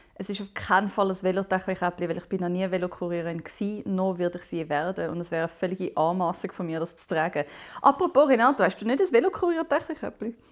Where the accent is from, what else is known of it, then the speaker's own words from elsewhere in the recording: Zumikon, Zurich, Switzerland; aber ich bin bis 17 noch in Zumike gsi.